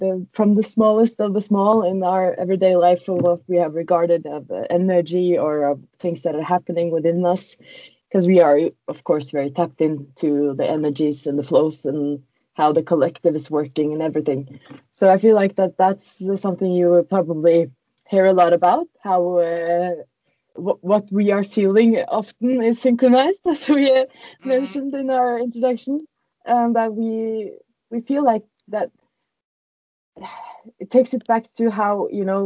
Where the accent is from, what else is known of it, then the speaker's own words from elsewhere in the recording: Norway; English is a second language; we are from Norway